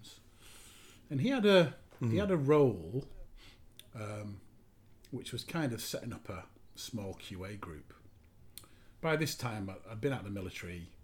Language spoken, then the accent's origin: English; Yorkshire and the Humber, United Kingdom; moved away; also born or lived in Lincoln, England; being a Yorkshireman